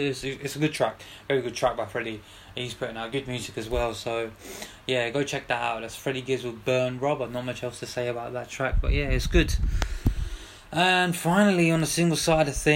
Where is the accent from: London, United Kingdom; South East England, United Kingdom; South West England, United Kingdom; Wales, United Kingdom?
London, United Kingdom; Got to big up my hometown, my city